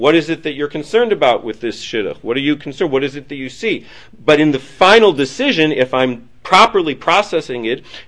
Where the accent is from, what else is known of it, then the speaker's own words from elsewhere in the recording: Detroit, Michigan, United States; also born or lived in Manhattan, New York / Queens, New York; now in New York, United States; I come from Detroit, so my mother's still in Detroit